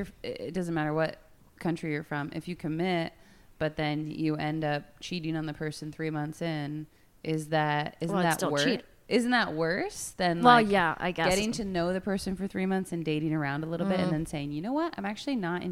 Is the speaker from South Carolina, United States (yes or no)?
no; central Pennsylvania, United States; moved away as an adult; now in France; Originally from central Pennsylvania. Been in France for 15 years.